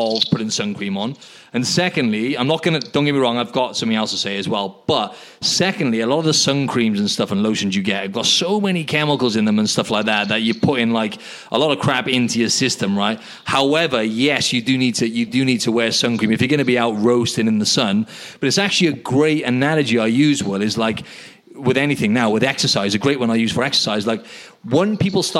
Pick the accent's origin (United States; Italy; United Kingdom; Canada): United Kingdom; now in Sydney, Australia; in the UK